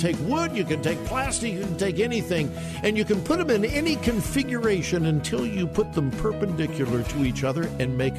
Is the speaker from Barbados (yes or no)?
no; Westerville, Ohio, United States; my hometown of Westerville